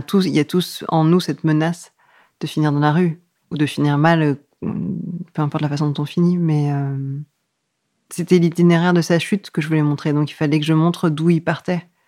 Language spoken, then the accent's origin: French; Yvelines, western suburbs of Paris, Île-de-France, France; Je suis née euh, dans les Yvelines, en banlieue ouest de Paris